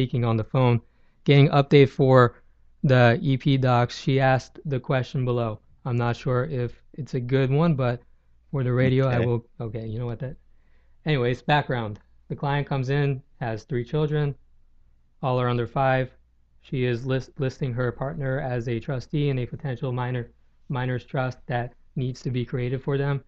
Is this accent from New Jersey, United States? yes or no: yes; Hillsborough, New Jersey, United States; also born or lived in Long Island / Florida; I grew up in a small town called Hillsboro in New Jersey